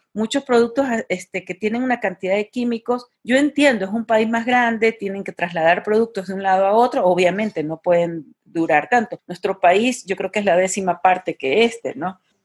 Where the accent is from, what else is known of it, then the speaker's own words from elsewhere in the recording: Guayaquil, Guayas, Ecuador; moved away as an adult; also born or lived in Barcelona, Spain; now in Mexico; yo soy de Guayaquil, Ecuador, soy ecuatoriana, vivo en México desde hace cinco años.